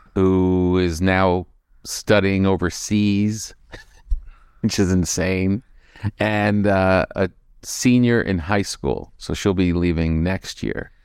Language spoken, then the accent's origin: English; East Coast, United States; moved away; also born or lived in New York / Los Angeles; we're from the East Coast